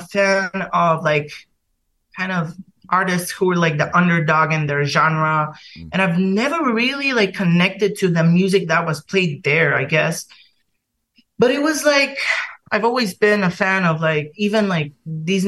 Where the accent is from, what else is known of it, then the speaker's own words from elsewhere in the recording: Bulgaria; moved away as an adult; now in London, United Kingdom; I'm from Bulgaria originally